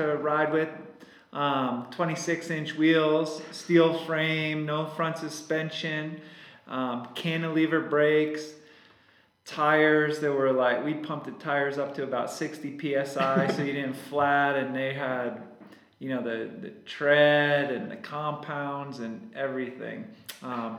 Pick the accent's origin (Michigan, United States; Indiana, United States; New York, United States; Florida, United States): New York, United States; Hudson Valley; moved away; And I grew up in New York and started riding bikes back in New York.